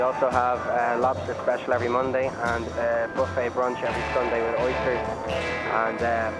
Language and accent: English; Dublin, Leinster, Ireland; moved away as an adult; now in New York, United States; Originally from Dublin, Ireland.